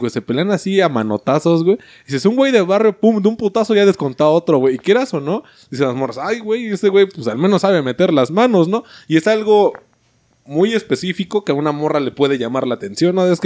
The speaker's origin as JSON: {"language": "Spanish", "country": "Mexico", "said": "no, sí, soy mexicano"}